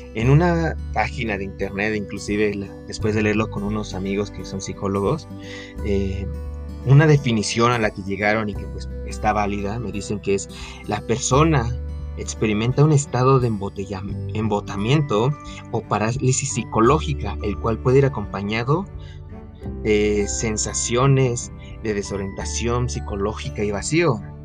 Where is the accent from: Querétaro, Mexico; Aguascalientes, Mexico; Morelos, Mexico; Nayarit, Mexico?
Querétaro, Mexico; yo soy de Querétaro, para los que no sepan, aquí en México.